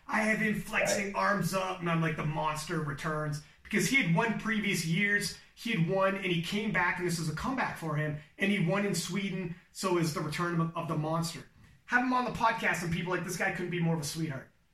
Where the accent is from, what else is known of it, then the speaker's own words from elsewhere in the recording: Canada; I'm Canadian for God's sake. I'm not even American